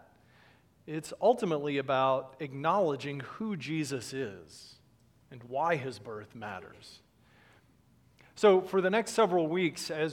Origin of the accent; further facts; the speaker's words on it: Dallas, Texas, United States; moved away; I was born in Dallas, lived there for several years growing up